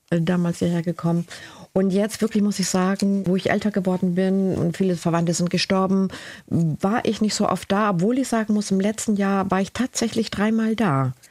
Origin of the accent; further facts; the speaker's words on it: Galicia, Spain; Ich komme aus Galizien. Das ist der Jakobsweg.